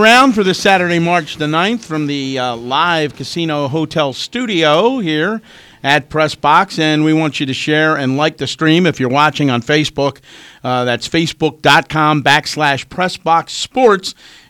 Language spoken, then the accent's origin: English; New York, United States; but living in New York and growing up in New York and watching those Mets teams